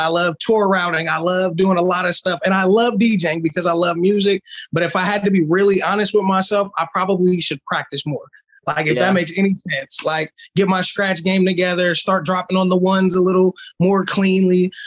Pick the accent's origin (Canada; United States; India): United States; Illinois; also born or lived in East Coast, United States; been in the 217 area about 20 years, I guess. Moved here when I was a kid